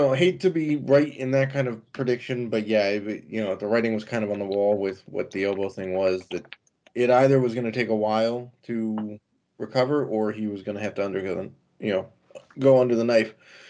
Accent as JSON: {"language": "English", "region": "Midwest", "country": "United States", "said": "As a Midwesterner"}